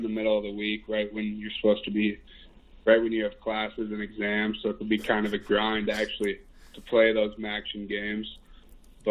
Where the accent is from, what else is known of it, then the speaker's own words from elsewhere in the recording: Edina, Minnesota, United States; moved away as an adult; I'm from Minnesota. I went to Edina High School, and it seems like in Minnesota growing up, you know, everyone pretty much plays hockey